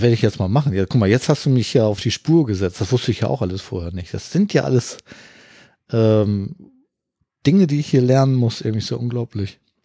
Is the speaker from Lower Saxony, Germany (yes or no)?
no; Hamburg, Germany; ich komme aus Hamburg